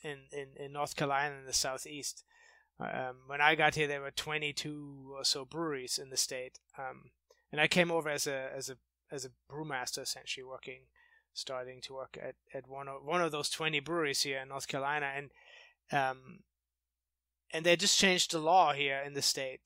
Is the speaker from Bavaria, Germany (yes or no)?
yes; outside of Munich, Bavaria, Germany; moved away as an adult; now in United States; I grew up in outside of Munich in Germany